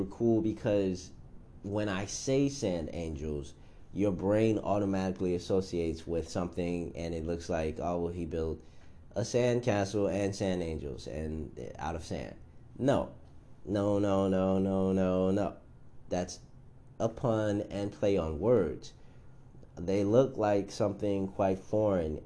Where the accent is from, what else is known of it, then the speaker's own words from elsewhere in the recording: United States; since I am American, I guess I have to say African American